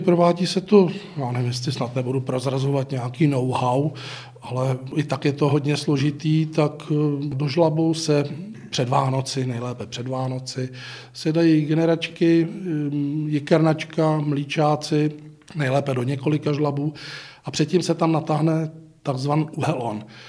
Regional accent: Písek, South Bohemian Region, Czechia; jsem z Písku

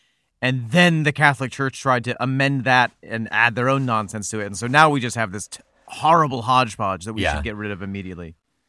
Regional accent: Beirut, Beirut Governorate, Lebanon; I grew up in Beirut, Lebanese father and Welsh mother.

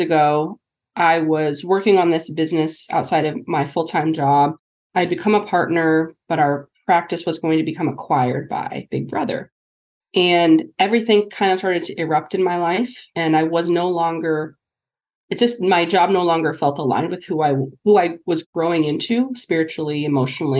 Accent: New Hampshire, United States; moved away as an adult; also born or lived in Kirksville, Missouri / Pittsburgh, Pennsylvania; joined a private practice back in my hometown of New Hampshire

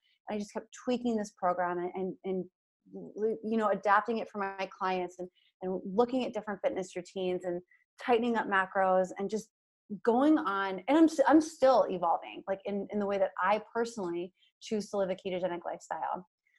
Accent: Hershey, Pennsylvania, United States; I'm from Hershey, PA. Like, that's just in my DNA, right?

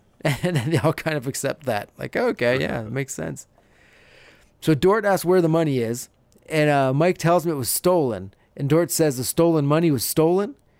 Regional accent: Canada; We're both Canadian

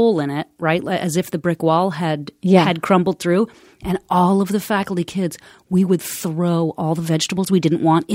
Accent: Concord, Massachusetts, United States; I grew up in Clay House

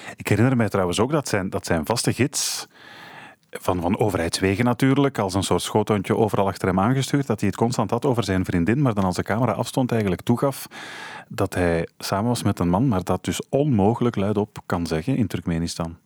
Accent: Flanders, Belgium; bij ons in Vlaanderen

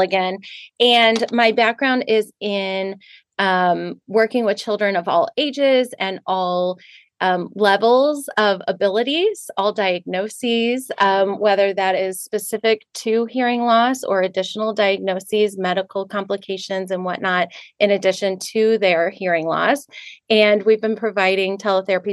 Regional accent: St. Louis, Missouri, United States; I'm from St. Louis, born and raised, been here my whole life

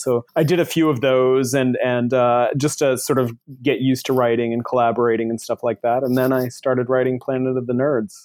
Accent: Buxton, Maine, United States; moved away as an adult; also born or lived in Portland, Maine / Boston / Colorado; now in Seattle, United States; I grew up in Buxton, Maine

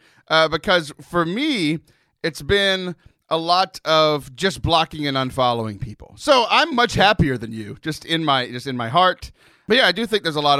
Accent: Texas, United States; I'm from Texas. I grew up by the beach

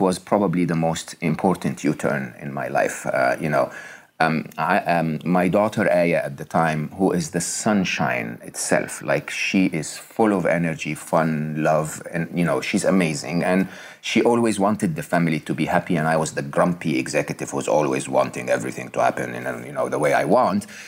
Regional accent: Egypt; I was born in Egypt. I was raised in Egypt, uh, uh educated in public schools in Egypt.

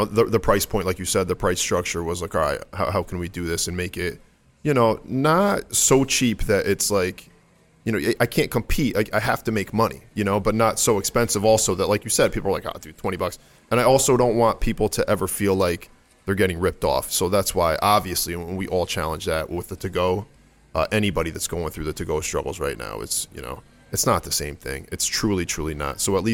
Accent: Stratford, Connecticut, United States; I'm from Stratford. I don't know if you guys are familiar with the Connecticut area at all, but Stratford, Connecticut

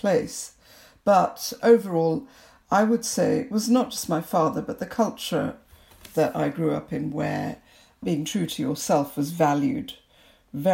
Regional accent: Kolkata, West Bengal, India; moved away as an adult; also born or lived in Liberia; now in United Kingdom; So there I was growing up in Calcutta. So we moved around a bit when I was in primary school. But for secondary school and what I call my formative years, we were in Calcutta.

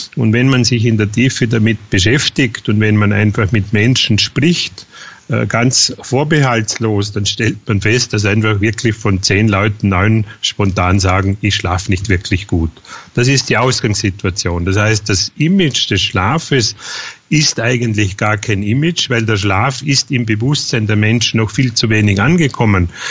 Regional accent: near Feldkirch, Vorarlberg, Austria; bin Österreicher äh, in Vorarlberg, äh, Nähe Feldkirch

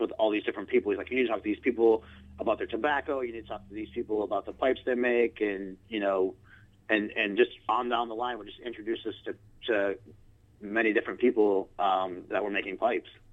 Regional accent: Grand Rapids, Michigan, United States; also born or lived in Italy; I grew up in uh, Grand Rapids, Michigan, where I still currently reside

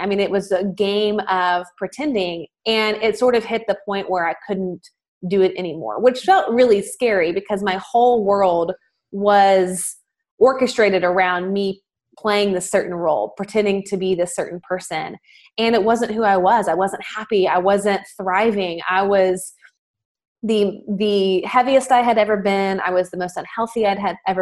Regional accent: Nashville, Tennessee, United States; in the South, I'm from Nashville, Tennessee

